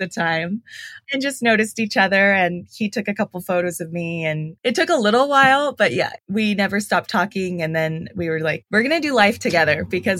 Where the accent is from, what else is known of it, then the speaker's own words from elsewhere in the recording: Los Angeles, California, United States; So I'm an LA native, born and raised in this little town called Sun Valley, right outside of Burbank, California.